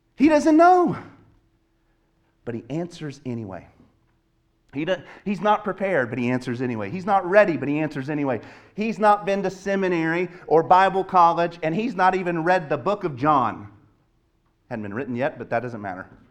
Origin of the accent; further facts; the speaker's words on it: the South, United States; moved away; I grew up in the South